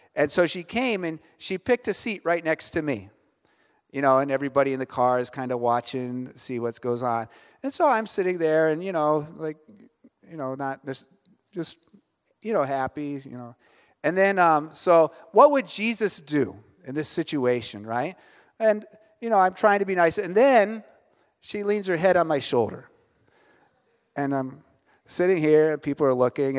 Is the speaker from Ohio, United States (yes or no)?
yes; Ohio, United States; moved away as an adult; also born or lived in Elizabeth, New Jersey; now in Cebu, Philippines; I'm originally from Ohio, so I grew up kind of in, uh, small town, U S